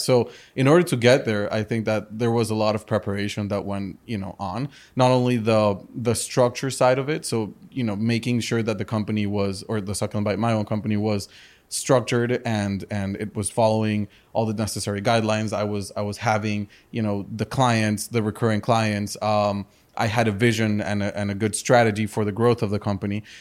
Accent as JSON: {"language": "English", "town": "Madrid", "region": "Community of Madrid", "country": "Spain", "tie": "born or raised there", "also_born_or_lived": "Chicago, United States / Colombia", "moved": "yes", "lives_now": "Miami, United States", "said": "I was born in Chicago. Uh, my parents are from Colombia and from the US. I grew up in Madrid, in Spain"}